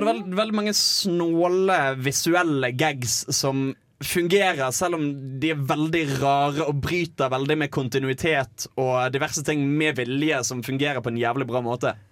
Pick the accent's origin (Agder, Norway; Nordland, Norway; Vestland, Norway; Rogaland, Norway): Vestland, Norway; Bergen; moved away; var hjemme i Bergen